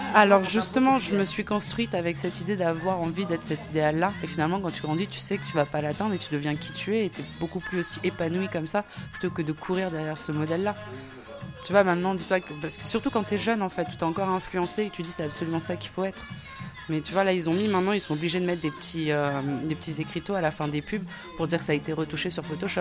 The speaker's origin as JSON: {"language": "French", "country": "Réunion", "tie": "born or raised there", "said": "je suis née à La Réunion"}